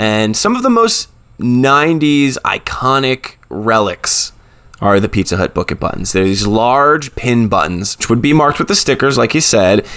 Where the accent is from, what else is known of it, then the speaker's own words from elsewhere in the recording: New Jersey, United States; I'm from New Jersey